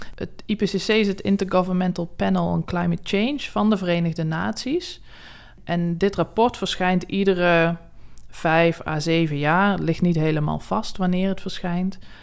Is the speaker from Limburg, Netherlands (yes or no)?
yes; South Limburg, Netherlands; moved away; also born or lived in Wageningen; ik kom uit Zuid-Limburg oorspronkelijk